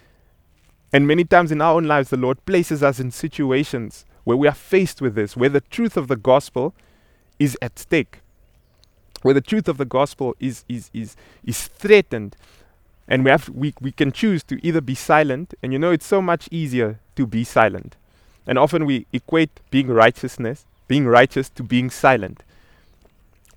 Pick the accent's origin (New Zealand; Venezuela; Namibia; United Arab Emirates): Namibia; I'm originally from Namibia, and I remember growing up as a child